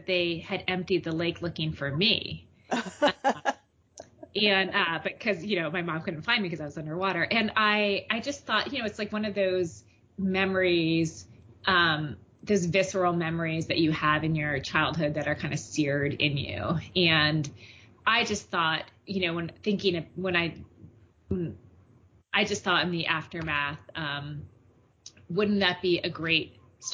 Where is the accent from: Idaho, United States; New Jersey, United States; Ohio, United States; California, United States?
New Jersey, United States; Mendham; now in Boston, United States; my hometown in New Jersey, Mendham, New Jersey